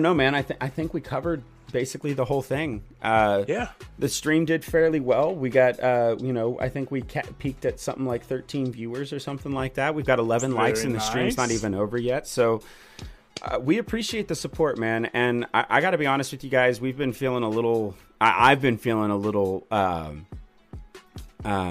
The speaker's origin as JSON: {"language": "English", "town": "Houston", "region": "Texas", "country": "United States", "tie": "born or raised there", "said": "I grew up in Houston"}